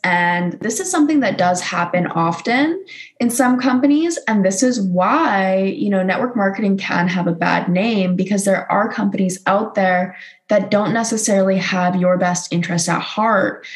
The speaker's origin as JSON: {"language": "English", "country": "Canada", "said": "another Canadian girl"}